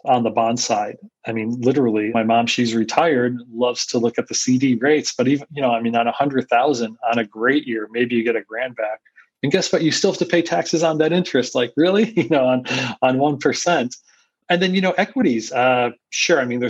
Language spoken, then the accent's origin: English; Scranton, Pennsylvania, United States; also born or lived in Philadelphia, Pennsylvania / New York City; now in Austin, United States; I grew up in Scranton, PA.